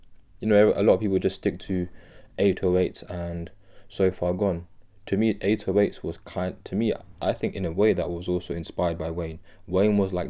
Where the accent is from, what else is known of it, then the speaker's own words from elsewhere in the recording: United Kingdom; I'm British. I'm speaking from the United Kingdom.